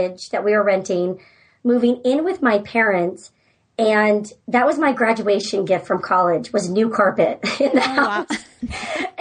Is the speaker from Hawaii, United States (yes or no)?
no; San Francisco Bay Area, California, United States; moved away as an adult; also born or lived in Georgia; now in Alaska, United States; I'm from the San Francisco Bay Area